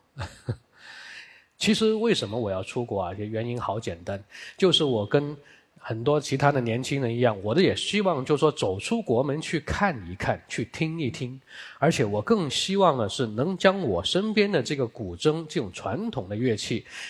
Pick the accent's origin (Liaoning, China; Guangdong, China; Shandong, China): Guangdong, China; Guangzhou; 那个时候我是住在我们广州的北京路